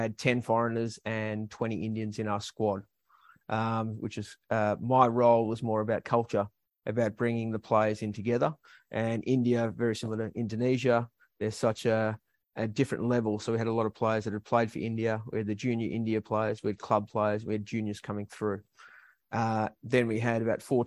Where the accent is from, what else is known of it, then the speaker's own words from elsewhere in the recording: Melbourne, Victoria, Australia; I'm originally from Melbourne